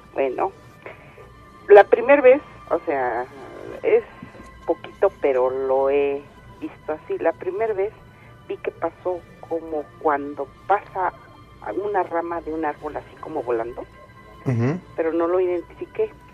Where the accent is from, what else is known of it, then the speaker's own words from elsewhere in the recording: State of Mexico, Mexico; Nosotros somos del Estado de México.